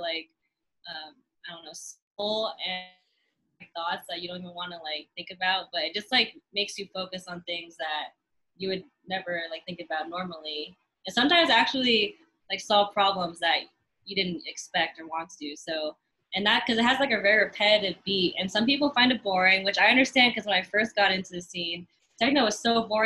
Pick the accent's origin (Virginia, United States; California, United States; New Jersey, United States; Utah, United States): California, United States; the Bay Area; growing up in the Bay, like, you're surrounded by hip-hop, rap, like, rock